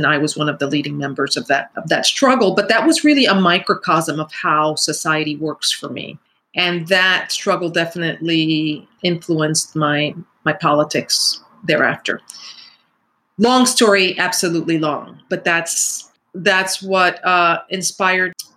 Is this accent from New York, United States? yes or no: yes; New York City, New York, United States; I grew up in the Bronx during the crack epidemic